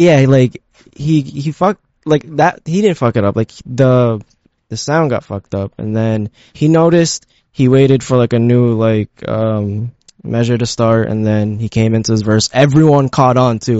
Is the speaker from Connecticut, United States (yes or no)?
no; Elizabeth, New Jersey, United States; also born or lived in Philippines; I grew up in Elizabeth